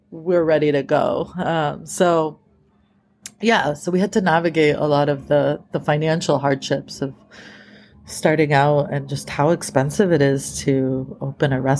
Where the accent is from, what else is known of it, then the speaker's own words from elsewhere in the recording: East Coast, United States; now in California, United States; that's what moved me out here to California. I was, I grew up in the East Coast